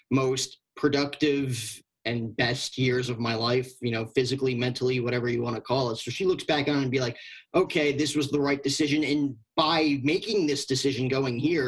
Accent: New Jersey, United States; moved away as an adult; growing up in New Jersey

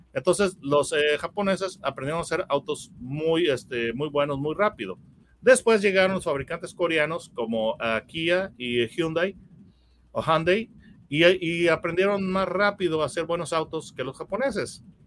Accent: Mexico; yo, soy, mexicano

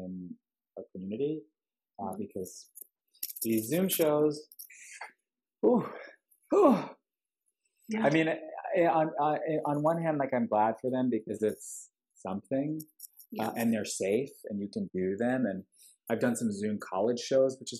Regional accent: Long Island, New York, United States; now in Los Angeles, United States; I'm not from Grand Rapids, Michigan, but I'm from Long Island.

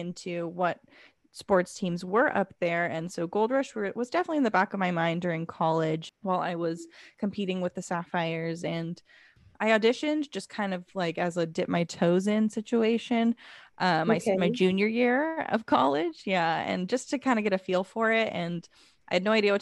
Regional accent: Los Angeles County, the South Bay, California, United States; also born or lived in Sonoma County, California; I grew up in Los Angeles County, the South Bay.

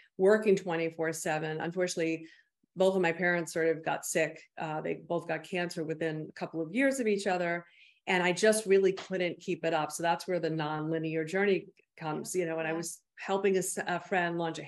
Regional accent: Bergen County, New Jersey, United States; also born or lived in Arizona; I grew up in Bergen County, New Jersey.

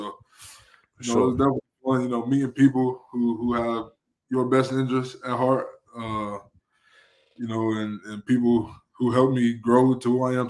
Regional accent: Charlotte, North Carolina, United States; born or raised there

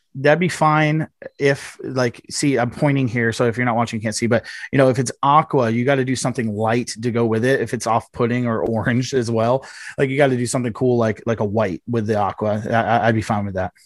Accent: Miami, Florida, United States; moved away; That's my hometown

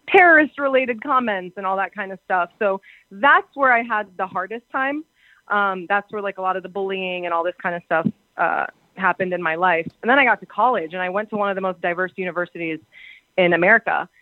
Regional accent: Arlington, Virginia, United States; I was born in Arlington, Virginia

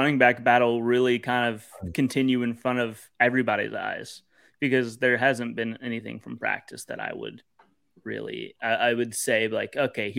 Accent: Baton Rouge, Louisiana, United States; also born or lived in Buffalo, New York; I was born and raised in Baton Rouge. I live in Central now, and I spent a couple years in Buffalo, New York.

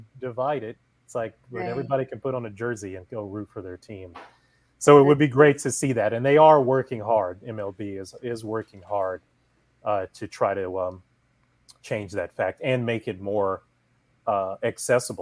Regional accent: Toledo, Ohio, United States; moved away as an adult; also born or lived in New York; I grew up in Ohio, grew up in Toledo, Ohio

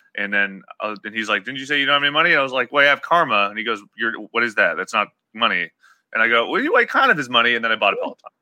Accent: Appalachia, United States; growing up in Appalachia

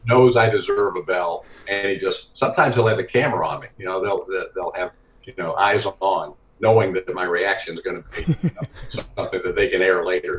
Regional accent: Knoxville, Tennessee, United States; I grew up in Knoxville, Tennessee, so I grew up on SEC basketball and football

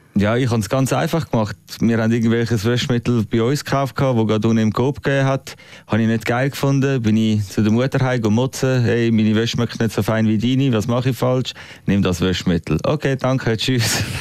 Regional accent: Switzerland; als Schweizer

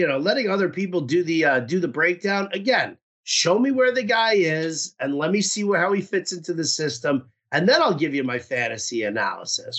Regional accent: New York, United States; growing up in New York

